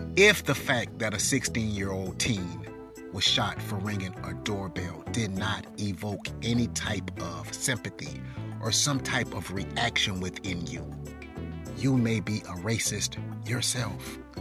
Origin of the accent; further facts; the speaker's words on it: Darlington, South Carolina, United States; when I grew up in Darlington, South Carolina